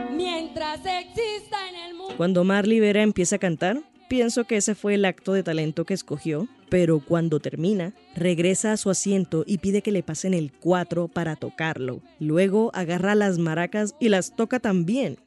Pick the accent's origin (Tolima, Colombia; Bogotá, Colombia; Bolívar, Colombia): Bolívar, Colombia; Cartagena; moved away as an adult; now in Bogotá, Colombia; soy una cartagenera